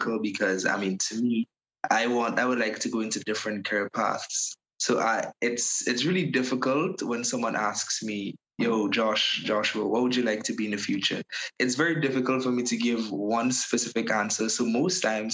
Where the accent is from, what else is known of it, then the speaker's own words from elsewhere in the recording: Paradise, Saint Andrew, Grenada; I'm from Paradise, St. Andrews.